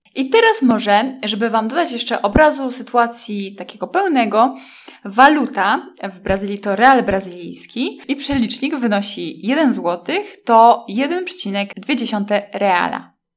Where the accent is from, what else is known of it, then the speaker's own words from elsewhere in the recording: Poland; skąd jestem i zaczęłam mówić o łódzkiej filmówce